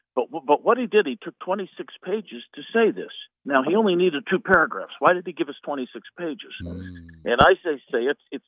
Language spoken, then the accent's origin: English; Indiana, United States; I'm a Hoosier from Indiana.